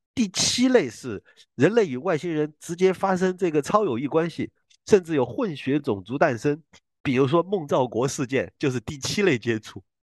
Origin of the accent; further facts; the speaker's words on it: Guiyang, Guizhou, China; 在贵州贵阳，就，就我老家白云区那边